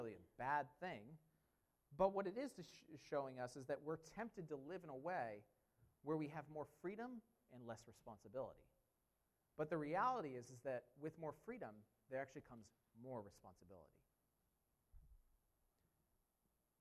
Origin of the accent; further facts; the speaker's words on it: United States; I'm an American